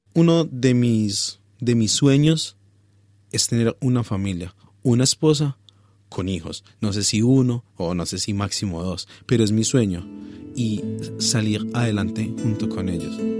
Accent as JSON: {"language": "Spanish", "town": "Pereira", "region": "Risaralda", "country": "Colombia", "moved": "as an adult", "lives_now": "Australia", "said": "de Pereira, mm, en Colombia nos consideran de que somos parte de los paisas"}